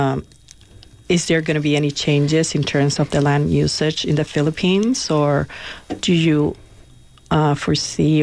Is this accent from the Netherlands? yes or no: no; Puerto Rico; moved away; I'm originally from Puerto Rico